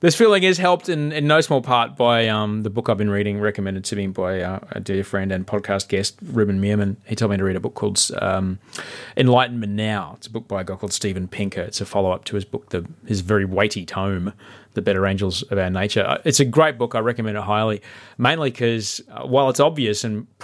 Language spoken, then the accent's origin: English; Brisbane, Queensland, Australia; my hometown of Brisbane